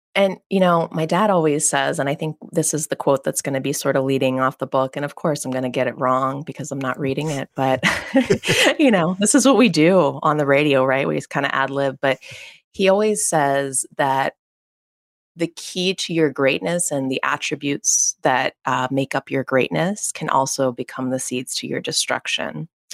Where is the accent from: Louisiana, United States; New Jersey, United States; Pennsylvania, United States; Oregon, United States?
Pennsylvania, United States; McKees Rocks; I'm from a very small suburb in, uh, Pittsburgh, Pennsylvania. It's called McKees Rocks, P